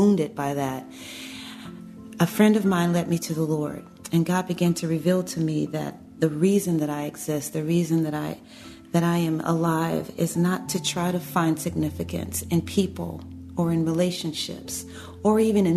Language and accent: English; Chicago, Illinois, United States; growing up in the south side of Chicago, normal family, growing up in the inner city